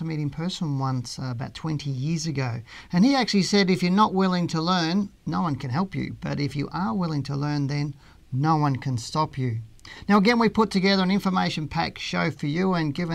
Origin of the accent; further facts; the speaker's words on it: Geelong, Victoria, Australia; moved away; I went down to Geelong, my hometown